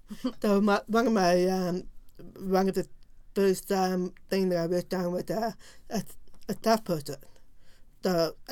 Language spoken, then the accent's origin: English; British Columbia, Canada; born or raised there; moved away